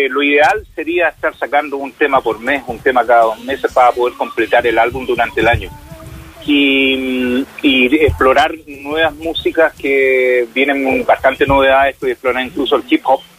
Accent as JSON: {"language": "Spanish", "country": "Chile", "said": "estuve como el chileno común, no me fui a ninguna clínica privada, estuve en el hospital de San Fernando"}